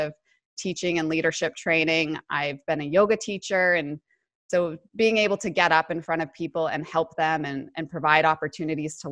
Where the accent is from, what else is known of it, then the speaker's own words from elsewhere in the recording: Colorado, United States; accent: American; moved away as an adult; now in Sydney, Australia; I'm from Colorado originally